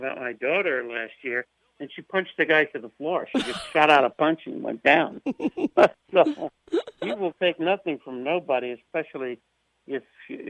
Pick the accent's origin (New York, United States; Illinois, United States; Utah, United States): New York, United States; New York City; I'm from Brooklyn.